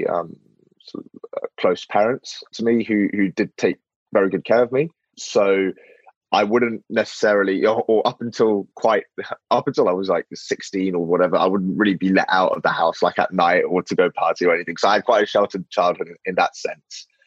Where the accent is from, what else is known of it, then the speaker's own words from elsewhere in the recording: London, United Kingdom; I was actually born in London, and I've never lived in France